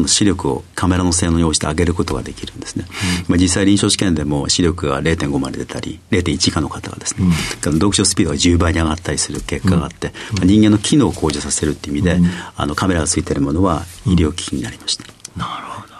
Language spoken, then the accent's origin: Japanese; Akita, Japan; 秋田県の秋田市になります。